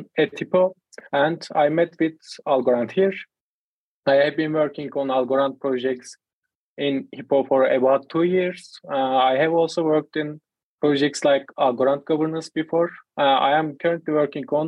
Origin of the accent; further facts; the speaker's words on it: Turkey; I am from Turkey